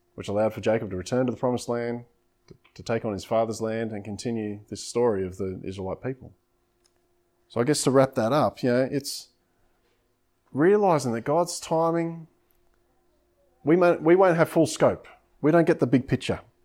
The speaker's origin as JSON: {"language": "English", "town": "Coffs Harbour", "region": "New South Wales", "country": "Australia", "tie": "born or raised there", "also_born_or_lived": "Coomera / South Coast", "moved": "yes", "said": "growing up in Coffs Harbour and things like that, I love the coastline"}